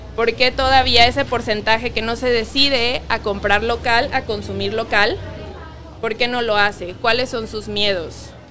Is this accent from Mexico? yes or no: yes; Mexico; nos caracteriza como mexicanos